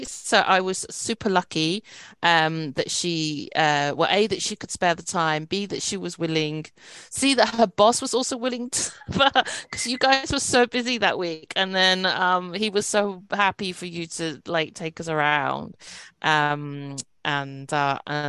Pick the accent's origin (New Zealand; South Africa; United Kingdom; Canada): United Kingdom; I'm a British Chinese K-drama fan